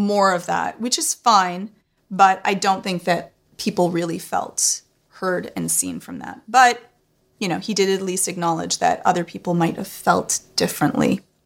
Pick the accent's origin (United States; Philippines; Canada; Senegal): Canada; I'm Canadian